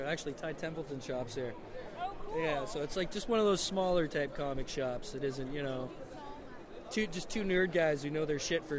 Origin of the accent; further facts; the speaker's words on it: Canada; I don't think it hurts that we're Canadian.